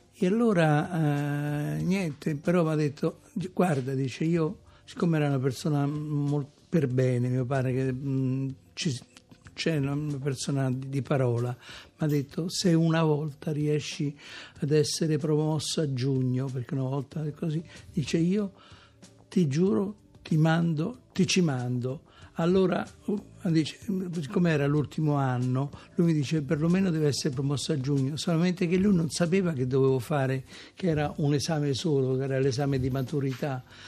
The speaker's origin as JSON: {"language": "Italian", "town": "Macerata", "region": "Marche", "country": "Italy", "tie": "born or raised there", "also_born_or_lived": "Rome", "moved": "yes", "said": "Io sono nato a Macerata"}